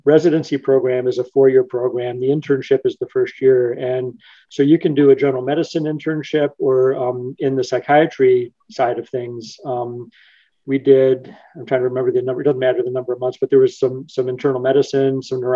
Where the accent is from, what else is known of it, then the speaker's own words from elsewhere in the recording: Michigan, United States; I grew up in Michigan. So I grew up in a small town on the west side of the state, right on Lake Michigan